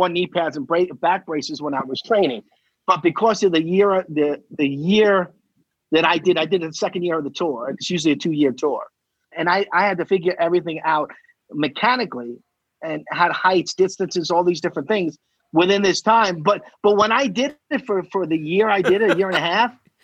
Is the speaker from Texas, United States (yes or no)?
no; Selden, New York, United States; I grew up in Selden.